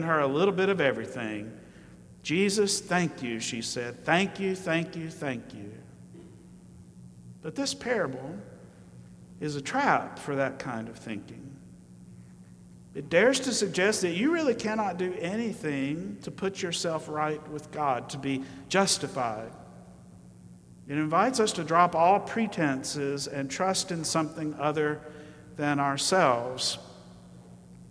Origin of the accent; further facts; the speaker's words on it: Alabama, United States; I grew up in Alabama